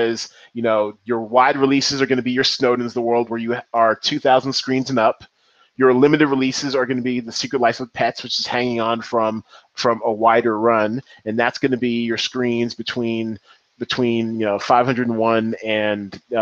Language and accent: English; Seattle, Washington, United States; I am from Seattle. I claim the 206